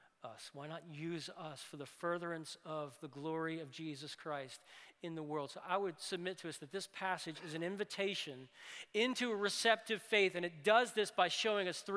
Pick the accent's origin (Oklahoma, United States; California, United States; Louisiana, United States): Louisiana, United States; New Orleans; I'm from New Orleans